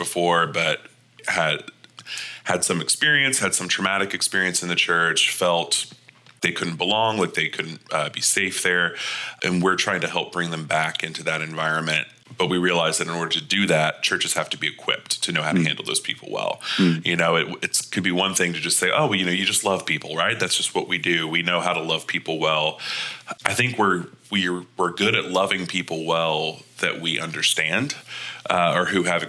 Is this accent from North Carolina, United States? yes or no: no; Panama City, Florida, United States; moved away as an adult; also born or lived in Birmingham, Alabama / Knoxville, Tennessee; now in St. Louis, United States; I grew up in Panama City, Florida